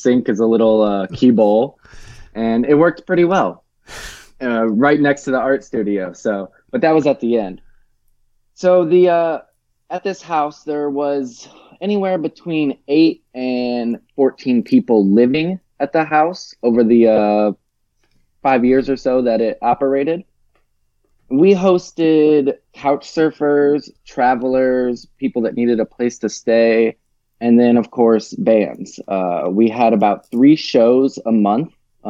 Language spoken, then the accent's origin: English; Tennessee, United States; also born or lived in Michigan; I was born in Michigan, in the Detroit area. And then I almost immediately moved around a little bit as a child, went back to Michigan for a little while, and then went to rural Tennessee, about an hour outside of Memphis, when I was 11, went to middle school and high school there